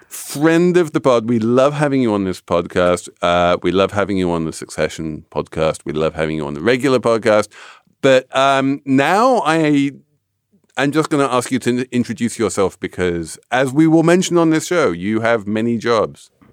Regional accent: England, United Kingdom; moved away; as an Englishman

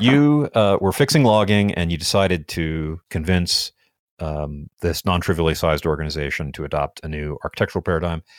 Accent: United States; I'm an American.

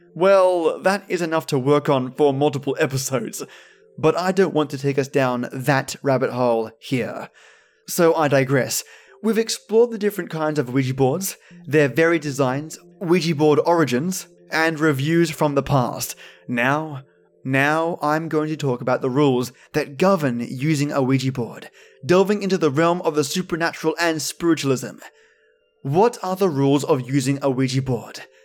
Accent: Australia; accent: Aussie; my normal Aussie accent

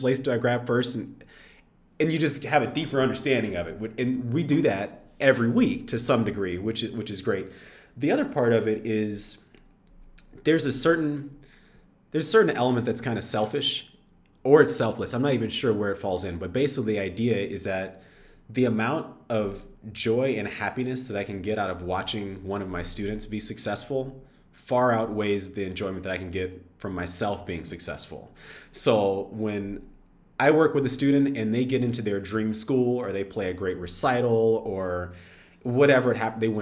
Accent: Texas, United States; I grew up in Texas, which part of growing up in Texas means high school football

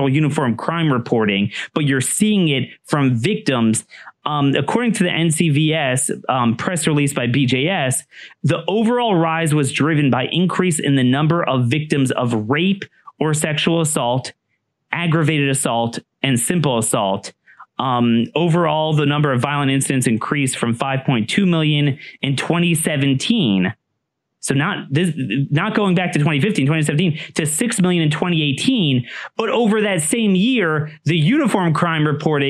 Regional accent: Maryland, United States; my home state of Maryland

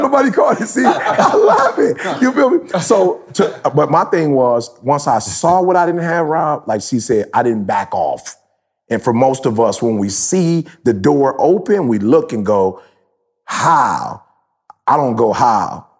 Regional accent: Detroit, Michigan, United States; I'm from Detroit

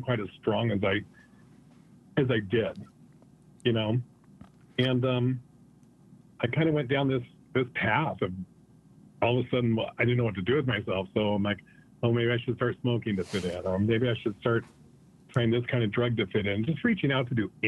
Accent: Manderfield, Utah, United States; I grew up in Beaver, Utah, in a little town outside of Beaver, north of Beaver, about 6 miles, called Manderfield.

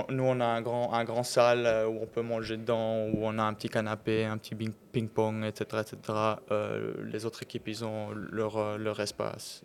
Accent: Fribourg, Switzerland; on est fribourgeois les deux. Côté roman de la Suisse

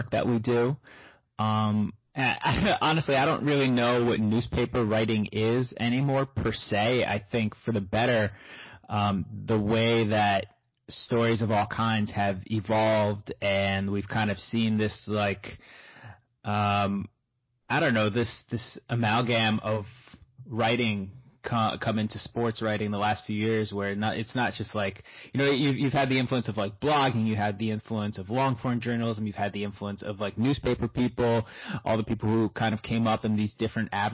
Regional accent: United States; also born or lived in Brooklyn, New York / New Jersey; I grew up in Brooklyn and Jersey

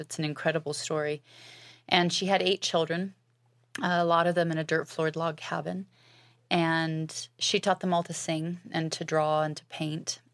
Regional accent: Alaska, United States; I was raised in Alaska, and my family were pioneers

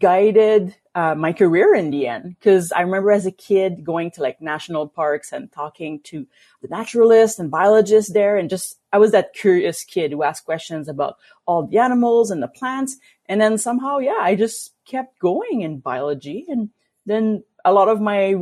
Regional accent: Quebec, Canada; now in Alberta, Canada; coming from Quebec, and I grew up kind of in a very like lake district

